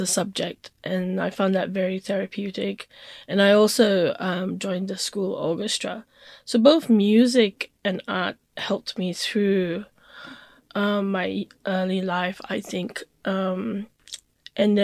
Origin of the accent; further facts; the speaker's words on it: Singapore; I grew up in Singapore